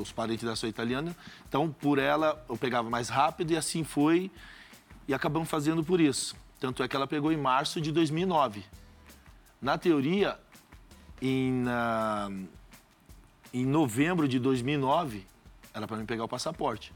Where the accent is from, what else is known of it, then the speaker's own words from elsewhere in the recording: Brazil; Sou brasileiro